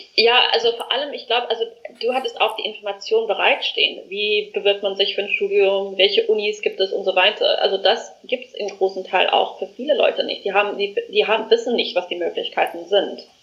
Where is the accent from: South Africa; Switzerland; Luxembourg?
South Africa; moved away as an adult; now in Germany; ich komme aus Südafrika, ähm, bin dort geboren, aufgewachsen und lebe ähm, jetzt schon seit fast vier Jahren in Deutschland